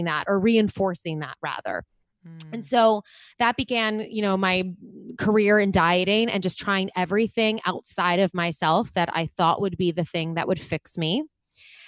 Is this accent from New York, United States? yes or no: yes; Long Island, New York, United States; I grew up on Long Island in New York